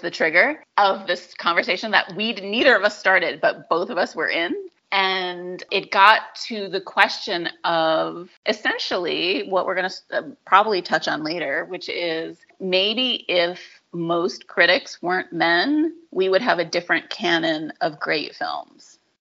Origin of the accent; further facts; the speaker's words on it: New England, United States; I grew up in New England